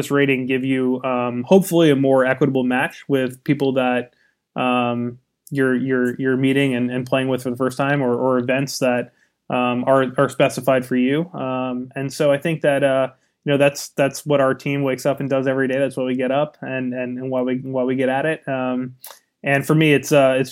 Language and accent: English; California, United States; I was from California